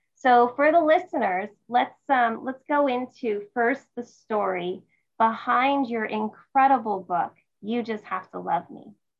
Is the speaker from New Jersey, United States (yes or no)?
yes; New Jersey, United States; now in San Jose, United States; I'm from New Jersey, you know. I always, I always love that. You know, I'm in San Jose, California now, but you know, I'm a Jersey girl